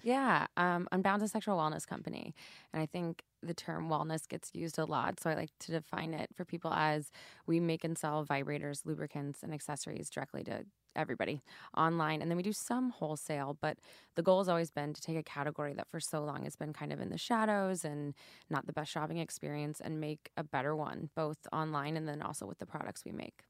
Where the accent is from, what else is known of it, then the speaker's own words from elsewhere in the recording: St. Louis, Missouri, United States; moved away; my hometown